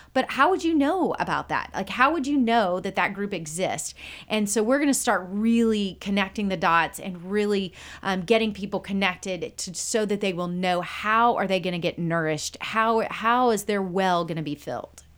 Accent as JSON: {"language": "English", "town": "Conroe", "region": "Texas", "country": "United States", "tie": "born or raised there", "also_born_or_lived": "Waco, Texas / Wheaton, Illinois / Branson, Missouri", "said": "I was born and raised in, in this area"}